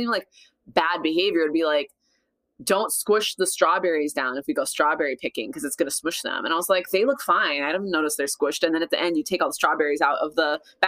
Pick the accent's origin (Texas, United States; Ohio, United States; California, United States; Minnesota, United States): Minnesota, United States; I grew up in Minnesota